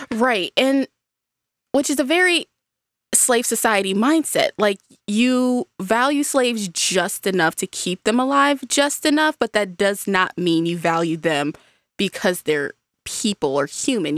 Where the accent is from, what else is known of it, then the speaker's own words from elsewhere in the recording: United States; as an American